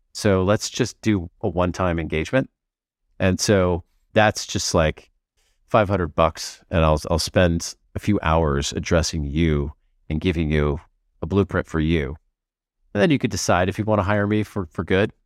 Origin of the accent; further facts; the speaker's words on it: United States; now in Portugal; as an American